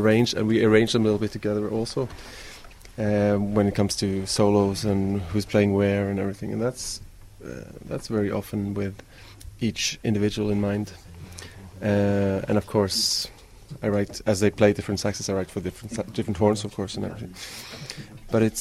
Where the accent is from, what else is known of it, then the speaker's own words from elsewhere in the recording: Stavanger, Rogaland, Norway; I grew up in Stavanger, which is on the west coast of Norway